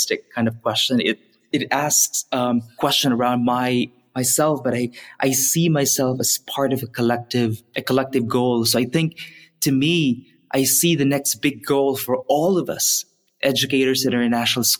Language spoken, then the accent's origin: English; Philippines; moved away as an adult; growing up in the Philippines